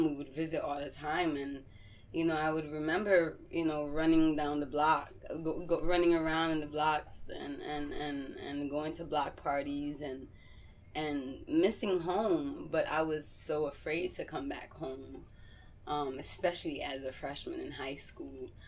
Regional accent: Massachusetts, United States; also born or lived in New York; from being away from New York as a child going and growing up in Massachusetts

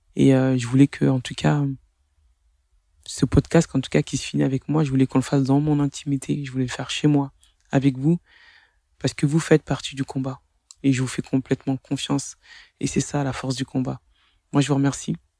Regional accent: France; que j'ai grandi en France, que je suis française

